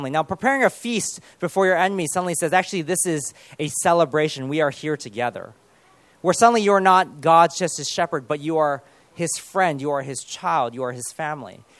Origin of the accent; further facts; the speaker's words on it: United Kingdom; born there; Especially if we are born here and we're British, but we're at the same time we're Chinese